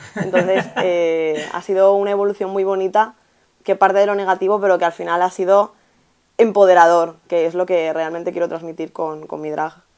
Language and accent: Spanish; Albacete, Castilla-La Mancha, Spain; moved away as an adult; now in Valencia, Spain; mi pueblo, en Albacete